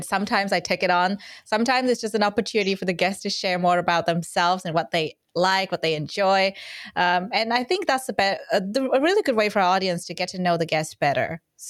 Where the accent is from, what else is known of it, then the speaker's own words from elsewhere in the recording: Vietnam; English is a second language; now in Australia; where I'm from Vietnam, and we really honestly did not have much sex ed either. It's a new thing for me. So when I moved to Australia, I was like, wow, it's so interesting.